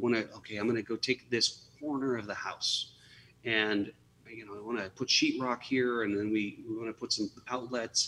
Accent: outside of Chicago, Illinois, United States; moved away; I was born outside of Chicago

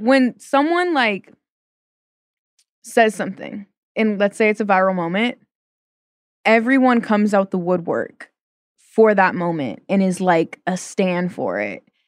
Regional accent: Portland, Oregon, United States; I'm from Portland.

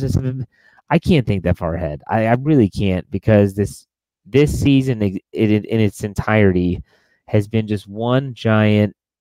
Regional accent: Wheeling, West Virginia, United States; moved away; I'm back in my hometown of Wheeling, West Virginia

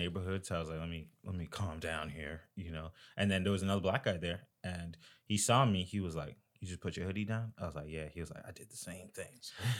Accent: Florida, United States; This is a case that happened in Florida. I'm originally from Florida.

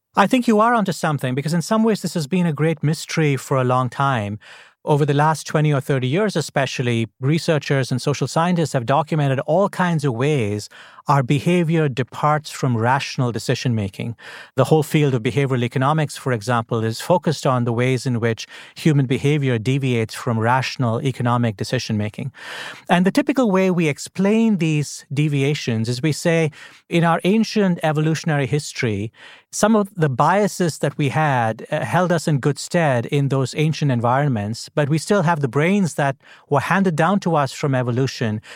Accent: India; now in Washington, United States; I grew up in India

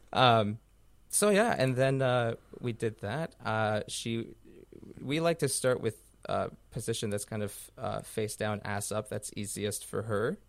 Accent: Canada; I'm a Canadian blogger

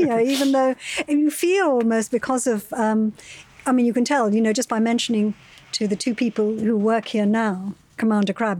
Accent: United Kingdom; as a British person

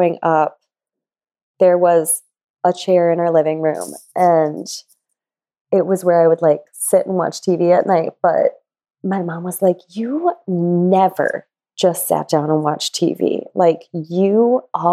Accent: La Crosse, Wisconsin, United States; moved away as an adult; now in New York, United States; I grew up in Western Wisconsin along the Mississippi River in, for Wisconsin, a sizable town of 50,000 people.

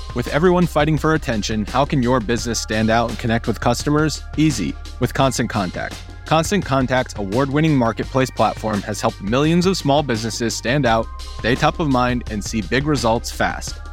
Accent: Atlanta, Georgia, United States; born or raised there; also born or lived in Cleveland, Ohio

